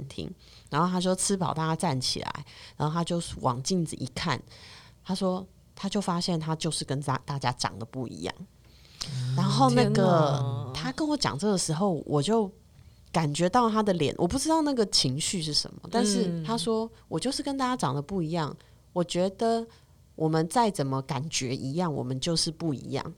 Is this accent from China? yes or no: no; Taiwan; 我们台湾人怎么会种族歧视？台湾人没有种族歧视。